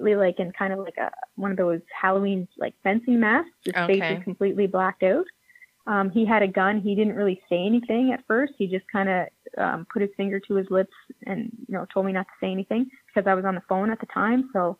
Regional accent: Summerside, Prince Edward Island, Canada; moved away as an adult; also born or lived in Moncton; now in Halifax, Canada; I grew up in Summerside, PEI, and I lived there for about 17 years.

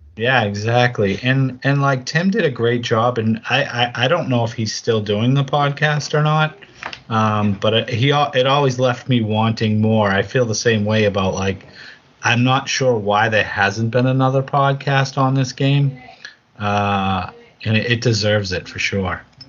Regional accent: East Coast, United States; I'm from the U.S. and the I'm from the East Coast.

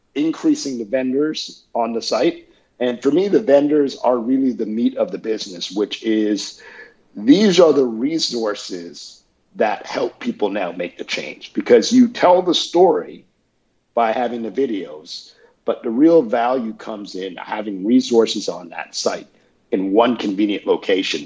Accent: Canada; moved away as an adult; also born or lived in Peterborough, Ontario / Toronto; now in Atlanta, United States; I am Canadian, I have dual citizenship

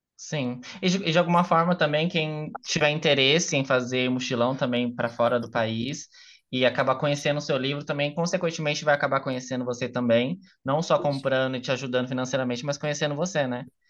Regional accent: Brazil; eu sou brasileiro

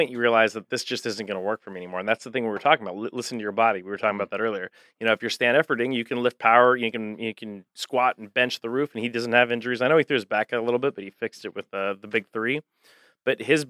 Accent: Albuquerque, New Mexico, United States; moved away; also born or lived in Cincinnati, Ohio; I'm from Albuquerque originally

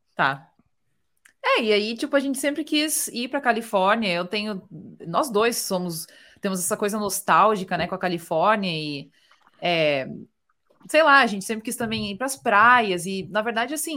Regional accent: South Region, Brazil; moved away as an adult; now in United States; eu sou do sul

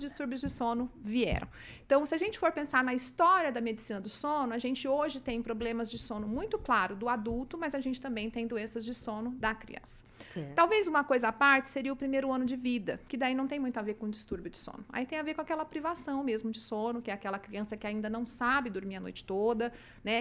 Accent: Umuarama, Paraná, Brazil; moved away as an adult; also born or lived in Cruzeiro do Oeste, Paraná; now in Maringá, Brazil; E com seis anos eu já me mudei para Umuarama. E lá eu vivi até a época que eu saí para estudar

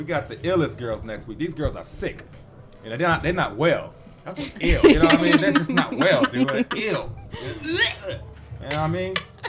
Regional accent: Chicago, Illinois, United States; moved away; Hell yeah, I'm from Chicago, girl.

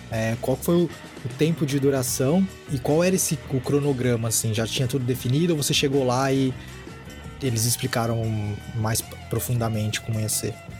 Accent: São Paulo, Brazil; moved away; eu sou de São Paulo, né, morar na, sou da capital, mas morei lá por muitos anos

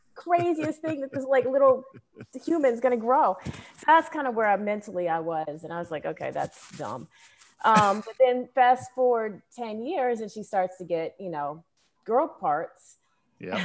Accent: Danville, Illinois, United States; now in Atlanta, United States; I was raised in Danville, Illinois, which is two hours directly south of Chicago

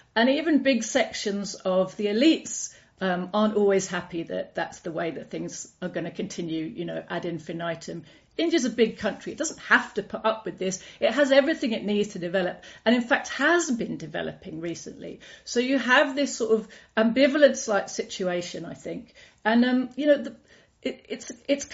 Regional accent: United Kingdom; I grew up in Britain

